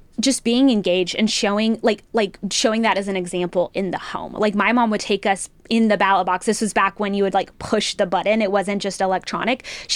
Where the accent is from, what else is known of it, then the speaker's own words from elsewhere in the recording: New Mexico, United States; now in Texas, United States; I was born and raised in New Mexico. So I have that typical story of like, I wasn't born here, but I got here as quick as I could.